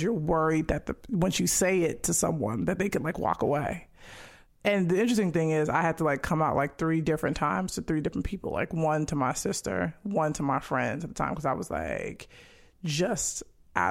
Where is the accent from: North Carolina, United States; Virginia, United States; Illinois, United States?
Illinois, United States; Chicago; moved away as an adult; now in Los Angeles, United States; I grew up on South Side of Chicago